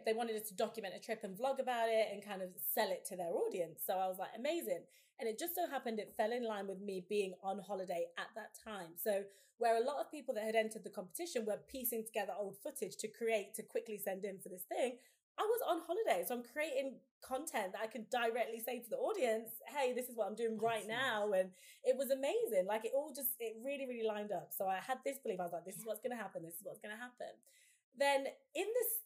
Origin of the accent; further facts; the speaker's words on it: Leicester, East Midlands, United Kingdom; moved away as an adult; now in London, United Kingdom; I moved back to my hometown in Leicester